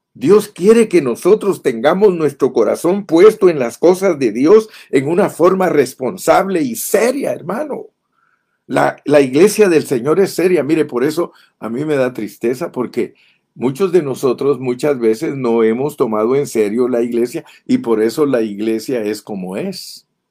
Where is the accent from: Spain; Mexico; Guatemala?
Guatemala; moved away as an adult; also born or lived in Ontario, California, United States; now in United States; yo viví en Guatemala 25 años, desde que nací hasta que cumplí 25 años